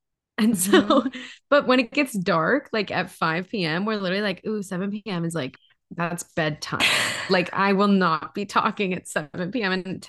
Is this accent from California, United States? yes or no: no; Hawaii, United States; also born or lived in Los Angeles; now in Seattle, United States; like I grew up in Hawaii and then lived in LA for school.